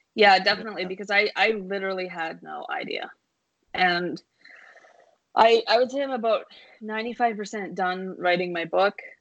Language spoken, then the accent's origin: English; Vancouver, British Columbia, Canada; growing up in Vancouver